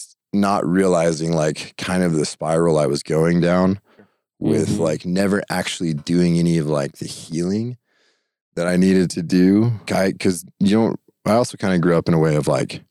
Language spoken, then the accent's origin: English; Idaho, United States; growing up in Idaho and with my family